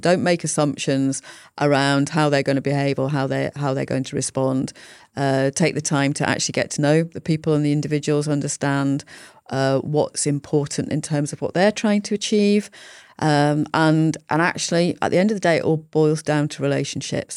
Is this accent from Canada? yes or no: no; Yorkshire and the Humber, United Kingdom; moved away as an adult; also born or lived in London; I grew up in Yorkshire. I went to university in London